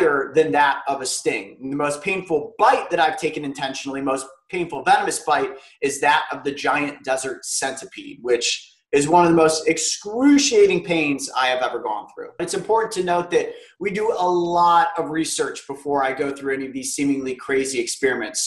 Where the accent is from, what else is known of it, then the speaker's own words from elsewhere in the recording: Newbury, Ohio, United States; I grew up in Newberry